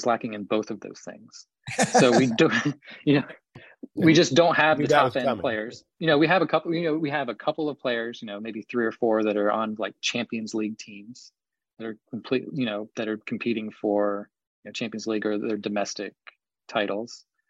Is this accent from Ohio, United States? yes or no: yes; Columbus, Ohio, United States; I grew up in Columbus